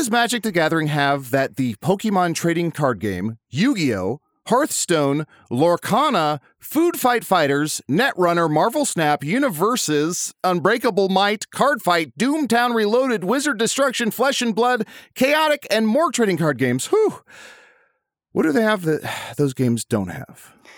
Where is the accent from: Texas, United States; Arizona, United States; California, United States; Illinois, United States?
Illinois, United States; Chicago; moved away; I grew up around Chicago for some of my life